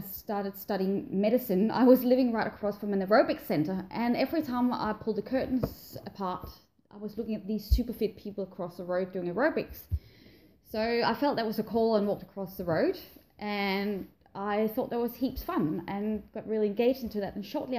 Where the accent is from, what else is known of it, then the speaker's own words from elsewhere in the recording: Denmark; moved away as an adult; now in Australia; I'm originally from Denmark, and yep. I've actually just had my 11th anniversary down here a couple of weeks ago.